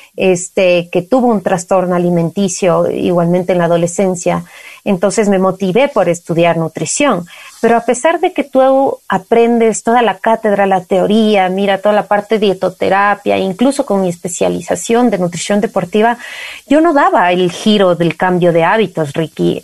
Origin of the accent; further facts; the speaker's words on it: Valle de los Chillos, Pichincha, Ecuador; crecí en el Valle de los Chillos